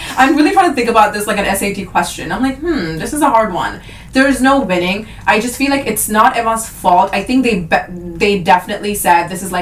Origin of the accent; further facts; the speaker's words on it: India; Like I think we're Indian, and I'm allowed to laugh at this.